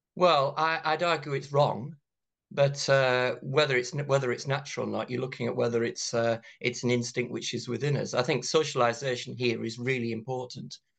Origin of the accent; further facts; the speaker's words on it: County Durham, North East England, United Kingdom; growing up in County Durham in the nineteen eighties